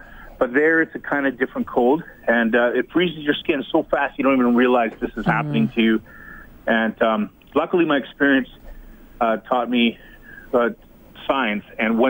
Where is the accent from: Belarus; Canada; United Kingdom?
Canada; Western Canada; I meet many Canadians from the West, and I'm from the West